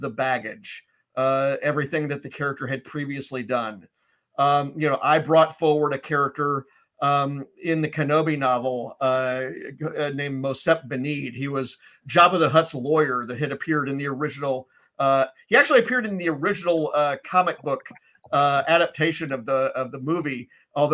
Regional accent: Memphis, Tennessee, United States; moved away; I'm originally from Memphis

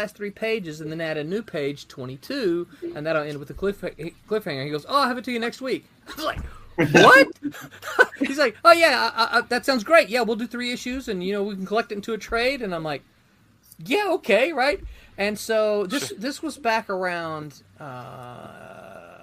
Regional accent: the South, United States; I'm from the South

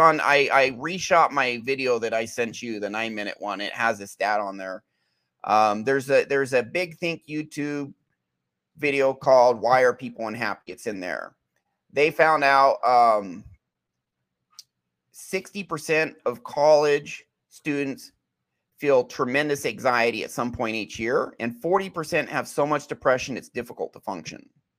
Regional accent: Alaska, United States; born there; also born or lived in Utah; I lived in Utah for many years, but I was born in Alaska.

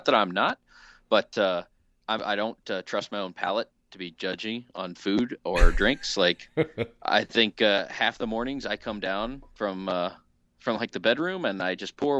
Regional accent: Illinois, United States; actually my hometown of Southern Illinois.

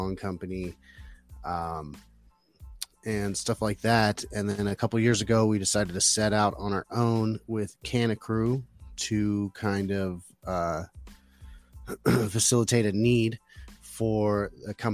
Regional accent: Phoenix, Arizona, United States; I'm from Phoenix, Arizona, or close to there.

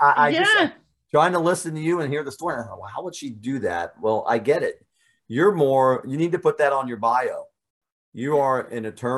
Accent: Germany; born there; but I was born in Germany.

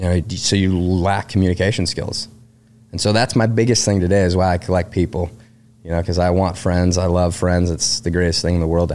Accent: Detroit, Michigan, United States; moved away as an adult; growing up in Detroit

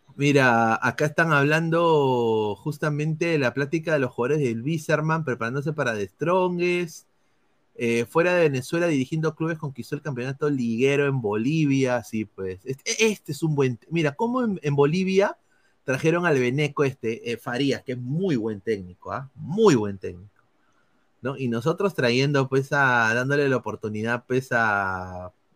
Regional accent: Peru; yo soy peruano, no soy boliviano

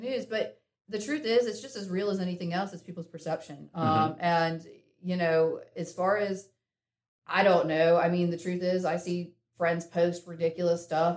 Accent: Winston-Salem, North Carolina, United States; I was born in Winston and mm-hmm. uh, born and raised there

